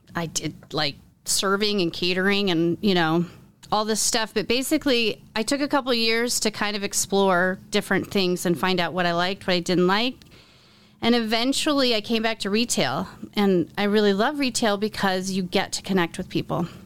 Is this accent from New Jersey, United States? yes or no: no; Iowa City, Iowa, United States; moved away as an adult; also born or lived in New York City; I was born and raised in Iowa City, but I moved to New York City to go to college